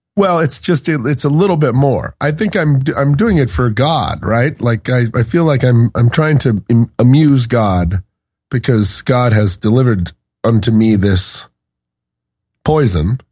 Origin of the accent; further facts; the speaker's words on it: Alaska, United States; moved away; also born or lived in Seattle, Washington; I grew up in Washington and Alaska, somewhat, somewhat equally. I went through first through fourth grade, kindergarten through fourth grade in Seattle, and fifth through twelfth in Alaska